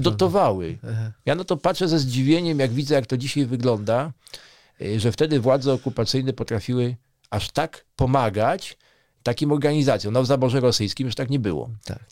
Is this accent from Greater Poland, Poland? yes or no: no; Warsaw, Masovian Voivodeship, Poland; now in Żywiec region, Poland; w moich rodzinnych stronach, czyli na przykład w Warszawie